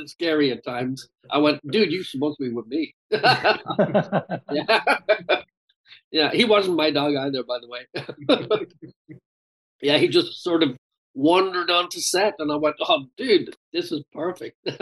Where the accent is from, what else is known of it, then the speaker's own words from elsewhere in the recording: Ireland; accent: Irish; my Irish accent